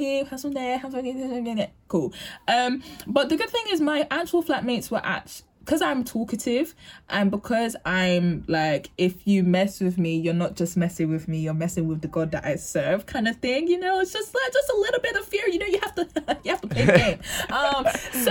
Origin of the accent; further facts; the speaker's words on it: London, United Kingdom; where I'm from East London